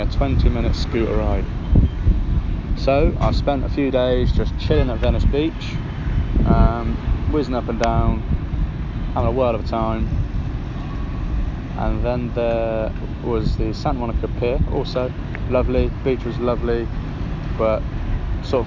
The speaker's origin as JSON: {"language": "English", "region": "England", "country": "United Kingdom"}